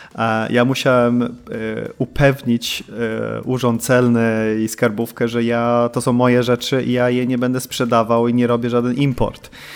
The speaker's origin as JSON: {"language": "Polish", "country": "Sweden", "tie": "born or raised there", "moved": "as an adult", "lives_now": "Poland", "said": "ja się urodziłem w Polsce, to 83 e, i my w 85 wyprowadziliśmy się do Szwecji, tam dorastałem."}